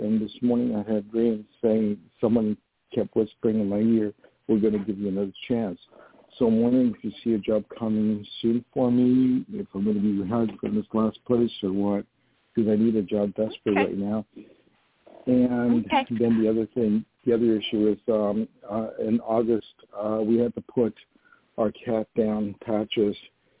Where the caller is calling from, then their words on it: upstate New York near Poughkeepsie, United States; I'm calling from New York.